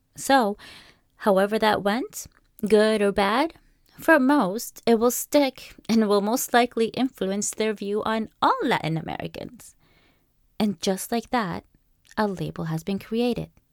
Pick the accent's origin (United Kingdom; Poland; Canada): Canada; also born or lived in Peru; I was born in Peru my childhood, starting at the age of five, that is, to early teens, was lived here in Canada, while my mid teens and early adult life was lived in Peru